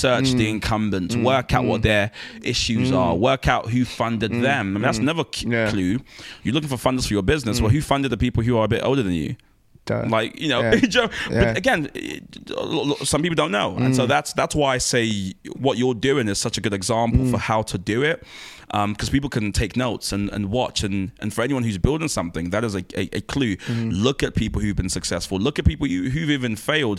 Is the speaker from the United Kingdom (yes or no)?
no; Nigeria; I'm a Nigerian man